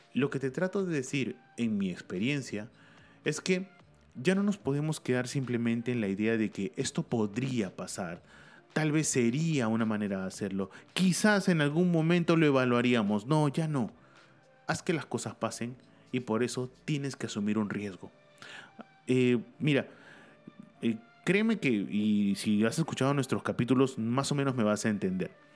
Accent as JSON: {"language": "Spanish", "region": "Lima", "country": "Peru", "tie": "born or raised there", "said": "Lima, mi ciudad natal"}